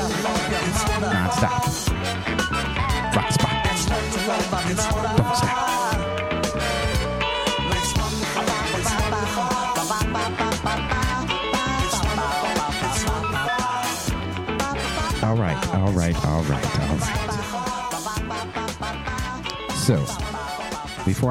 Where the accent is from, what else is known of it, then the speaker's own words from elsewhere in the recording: Philadelphia, Pennsylvania, United States; I'm born and raised in Philly.